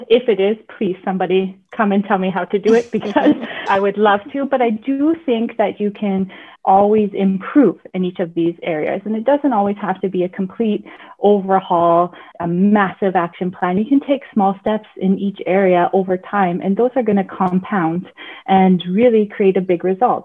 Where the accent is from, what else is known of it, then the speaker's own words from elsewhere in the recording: Nipigon, Ontario, Canada; I'm from Northern Ontario, from a little town called Nipigon.